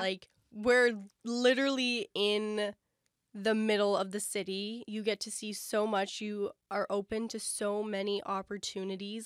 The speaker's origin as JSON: {"language": "English", "town": "London", "region": "Ontario", "country": "Canada", "moved": "as an adult", "lives_now": "Toronto, Canada", "said": "we're from London, and that's, like, an expensive train ride home"}